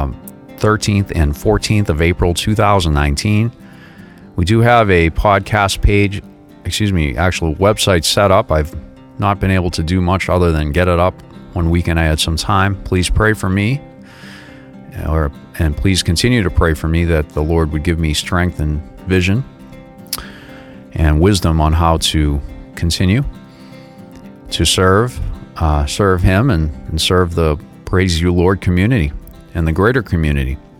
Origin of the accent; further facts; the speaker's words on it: Boston, Massachusetts, United States; I grew up in the Boston area, and I grew up around a lot of Irish American people